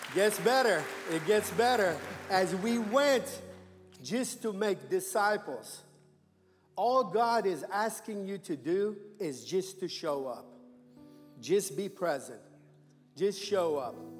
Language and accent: English; Iran; moved away as an adult; now in United States; I was born and raised in Iran